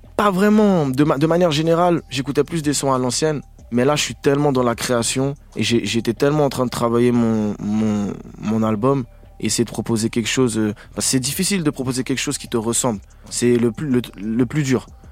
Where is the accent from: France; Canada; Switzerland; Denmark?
Switzerland; je suis suisse